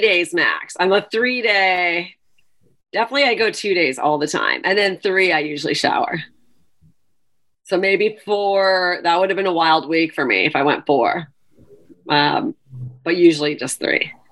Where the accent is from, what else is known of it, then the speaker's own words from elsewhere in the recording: Canada; now in New York, United States; I am Canadian